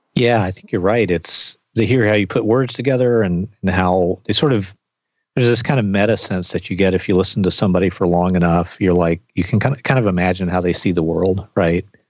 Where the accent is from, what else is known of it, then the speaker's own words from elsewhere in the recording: the South, United States; when I was growing up in the South